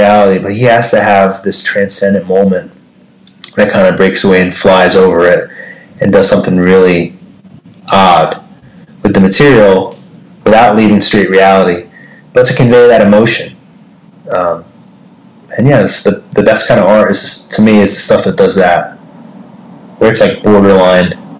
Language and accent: English; Jersey Shore, New Jersey, United States; moved away as an adult; also born or lived in New York City; now in Jersey City, United States; I'm from the Jersey Shore, and I moved up to New York City for 10 years